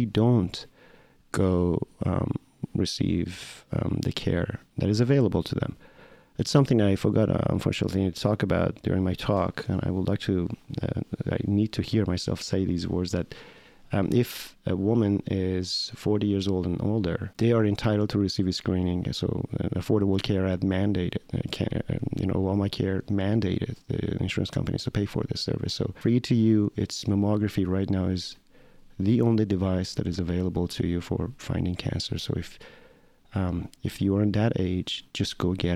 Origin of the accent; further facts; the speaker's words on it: Tehran, Tehran Province, Iran; moved away as an adult; now in United States; So I'm Iranian. I'm Iranian American. I grew up in Tehran, in Iran.